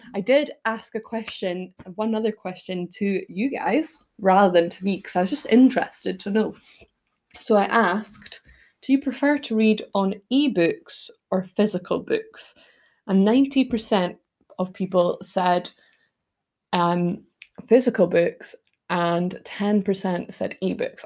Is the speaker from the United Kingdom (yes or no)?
yes; United Kingdom; also born or lived in Toronto, Canada; as a British person